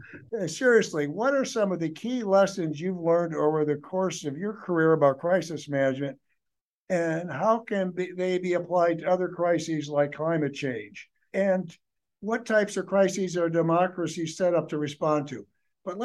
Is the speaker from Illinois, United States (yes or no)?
yes; Illinois, United States; I grew up in Illinois as a Chicago Bears fan